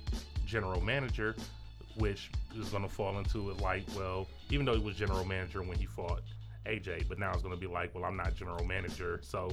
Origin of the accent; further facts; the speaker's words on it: Detroit, Michigan, United States; And in our new arena, the Little Caesars Arena.